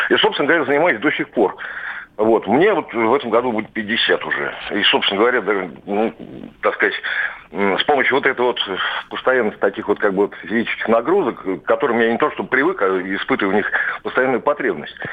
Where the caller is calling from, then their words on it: Moscow, Russia; я из Москвы.